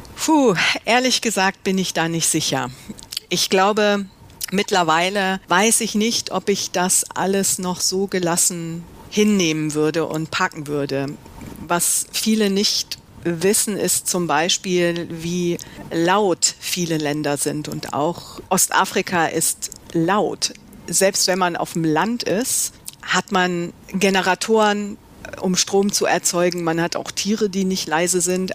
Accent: Mönchengladbach, North Rhine-Westphalia, Germany; moved away as an adult; also born or lived in Düsseldorf / London / East Africa; Ich bin in Mönchengladbach aufgewachsen

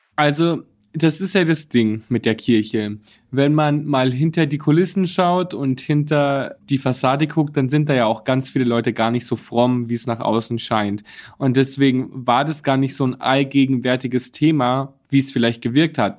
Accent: Bad Reichenhall, Bavaria, Germany; now in Berlin, Germany; Ich komme aus Bayern. Bad Reichenhall, ja, meine genau. wunderschöne Heimat.

